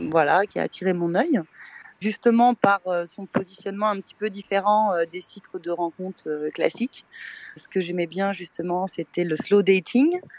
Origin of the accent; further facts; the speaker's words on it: Switzerland; non, c'est mon vrai prénom, je suis suisse.